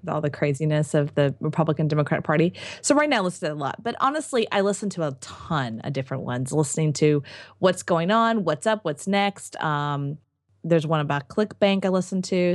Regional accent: United States; I'm an American

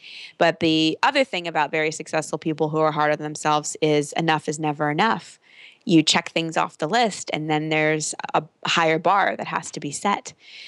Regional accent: Texas, United States; I grew up in Texas.

